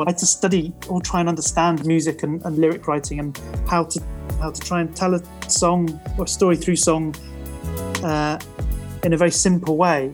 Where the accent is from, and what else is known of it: Truro, South West England, United Kingdom; born or raised there